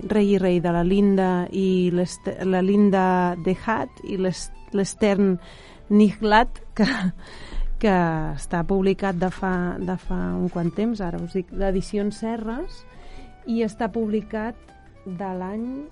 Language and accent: Catalan; Catalonia, Spain; com a catalans que som